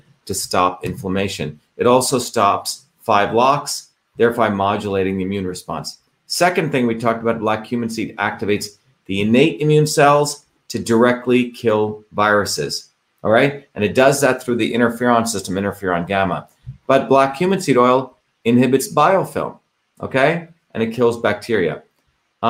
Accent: India; moved away; when I grew up in India

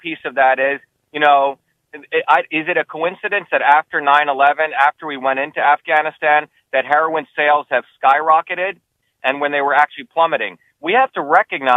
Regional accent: Paterson, New Jersey, United States; also born or lived in India / New York; now in Massachusetts, United States; I grew up in New Jersey and Patterson and Clifton

